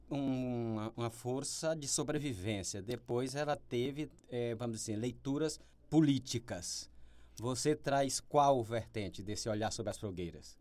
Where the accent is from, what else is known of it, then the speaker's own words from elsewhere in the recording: Piauí, Brazil; eu como piauiense